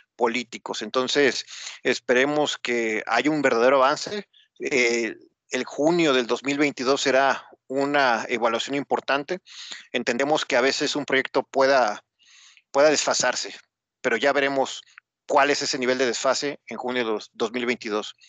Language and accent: Spanish; Mexico; como mexicano